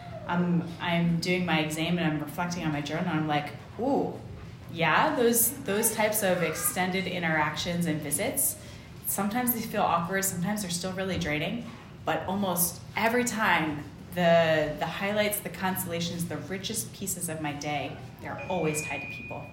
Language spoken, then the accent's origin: English; United States; moved away; I'm an American